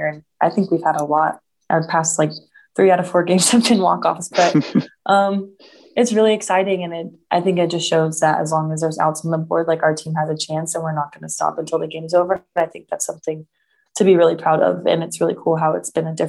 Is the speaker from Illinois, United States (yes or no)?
no; Hoschton, Georgia, United States; also born or lived in Carnesville, Georgia; I grew up in Houston, Georgia, and I went to Mill Creek High School